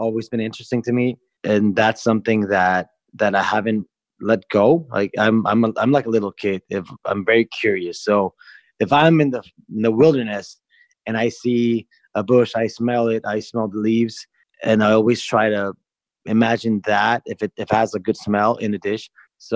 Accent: Tijuana, Baja California, Mexico; also born or lived in Mexicali, Mexico / San Diego, United States; I was born in Mexicali, but I was here before I was one

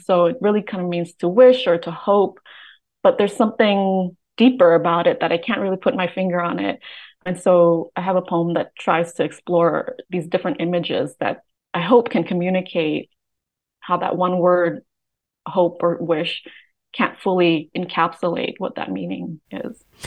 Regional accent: Oakland, California, United States; also born or lived in Vietnam; I grew up in Oakland

